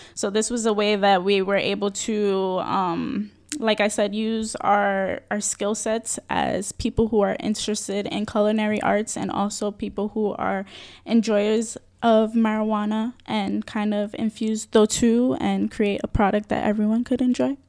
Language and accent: English; New York City, New York, United States; I'm born and raised in the Bronx